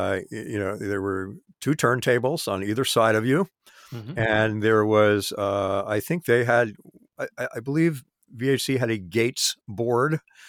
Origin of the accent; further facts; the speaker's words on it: Great Neck, New York, United States; I grew up in Great Neck in the same county, I could get the radio station from my house.